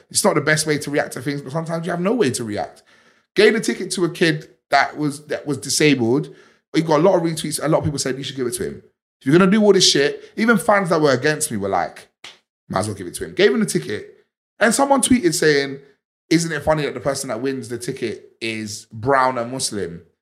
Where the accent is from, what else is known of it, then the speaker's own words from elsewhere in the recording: Liverpool, North West England, United Kingdom; Please leave your little black people gang stuff in London. We're from Liverpool.